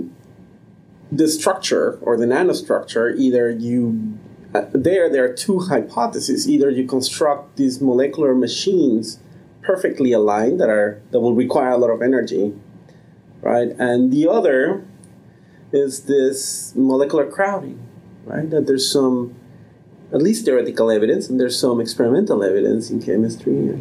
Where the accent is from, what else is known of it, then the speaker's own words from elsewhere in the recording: Mexico City, Mexico; moved away; I grew up in Mexico City